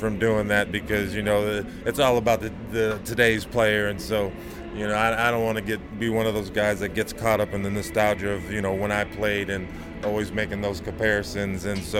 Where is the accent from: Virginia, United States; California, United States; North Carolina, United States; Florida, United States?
California, United States; Going to Cal, for one, you know, being signed my letter of intent to go to Cal Berkeley